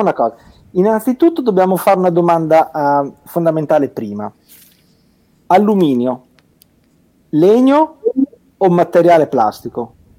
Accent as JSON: {"language": "Italian", "town": "Alfonsine", "region": "Emilia-Romagna", "country": "Italy", "said": "sono di Alfonsine"}